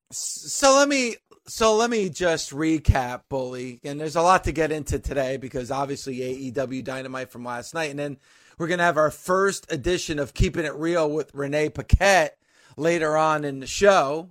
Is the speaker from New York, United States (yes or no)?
no; New Jersey, United States; this is my home state